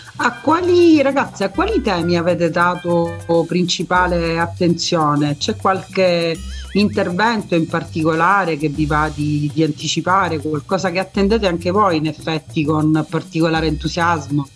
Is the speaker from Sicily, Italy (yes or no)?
yes; Messina, Sicily, Italy; sono messinese